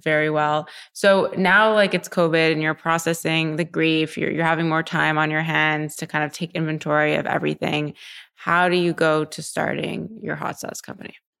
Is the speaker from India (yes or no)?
no; Montreal, Quebec, Canada; moved away as an adult; also born or lived in New York; now in Los Angeles, United States; I was from Montreal